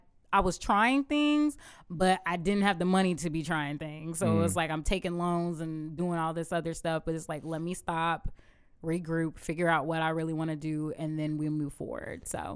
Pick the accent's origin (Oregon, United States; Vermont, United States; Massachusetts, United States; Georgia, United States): Georgia, United States; Augusta; also born or lived in Atlanta; Atlanta, Georgia. I moved down here to Augusta when I was three years old.